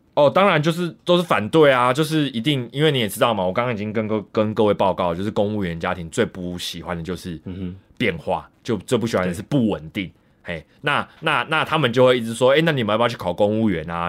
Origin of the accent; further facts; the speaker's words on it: Taipei, Taiwan; moved away as an adult; 然后我的话就是纯正的，就是死天龙人，台北人家庭。我在台北就是出生，然后长大大概二，二十多年，三十年，我到三十岁左右我才搬离台北市